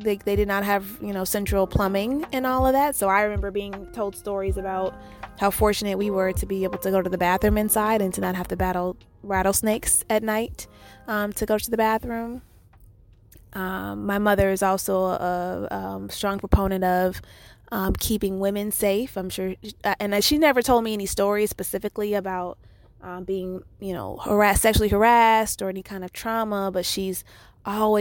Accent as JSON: {"language": "English", "town": "Chicago", "region": "Illinois", "country": "United States", "tie": "born or raised there", "said": "I was born and raised in Chicago, Illinois"}